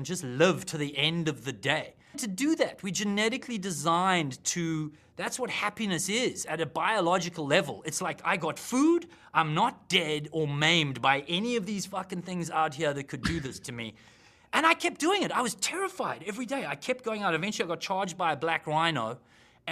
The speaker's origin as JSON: {"language": "English", "country": "South Africa", "said": "I'm a South African"}